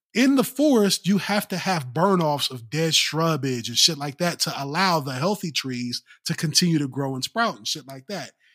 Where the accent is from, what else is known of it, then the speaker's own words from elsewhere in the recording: Ohio, United States; moved away; I was born and raised in Ohio